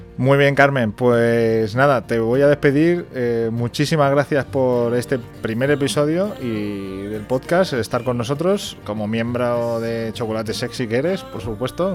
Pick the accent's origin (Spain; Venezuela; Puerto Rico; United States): Spain